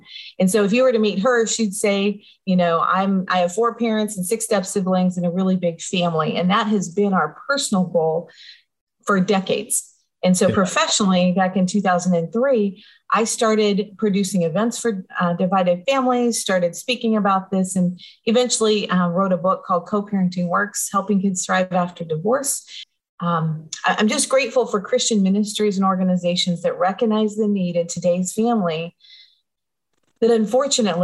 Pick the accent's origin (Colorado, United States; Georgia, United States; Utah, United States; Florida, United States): Colorado, United States; Denver; I grew up in Denver, Colorado